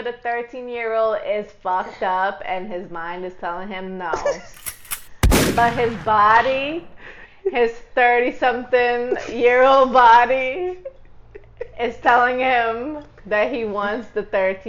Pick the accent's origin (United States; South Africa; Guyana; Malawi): Guyana; I'm not from Ghana, ho. I'm from Guyana.